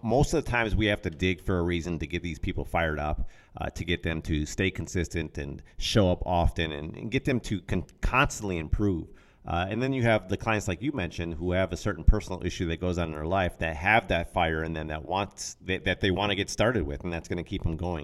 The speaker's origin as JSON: {"language": "English", "town": "Racine", "region": "Wisconsin", "country": "United States", "tie": "born or raised there", "said": "we had a local gym where I grew up in Racine"}